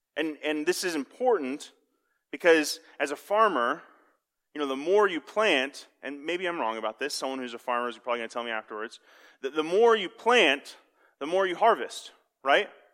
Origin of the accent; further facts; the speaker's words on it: Kansas City, United States; I'm from Kansas City